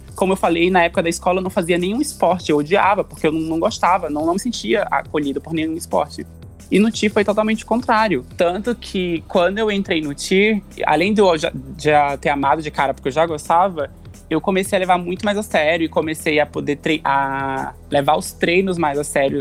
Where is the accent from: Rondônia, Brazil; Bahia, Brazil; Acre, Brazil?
Rondônia, Brazil; Porto Velho; now in São Paulo, Brazil; eu não sou daqui de São Paulo, né? Eu sou de Rondônia, é, da capital.